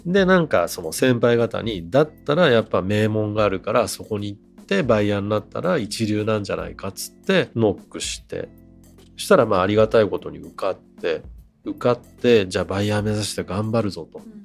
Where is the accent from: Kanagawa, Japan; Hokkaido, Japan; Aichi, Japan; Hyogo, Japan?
Kanagawa, Japan; 自分はあの神奈川出身